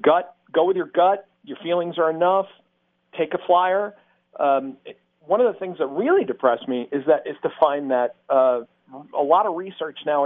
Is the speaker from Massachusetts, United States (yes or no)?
yes; Massachusetts, United States; moved away; I grew up in Massachusetts